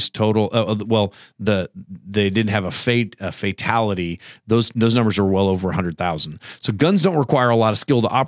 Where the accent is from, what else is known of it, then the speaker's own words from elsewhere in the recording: Ohio, United States; I grew up in Ohio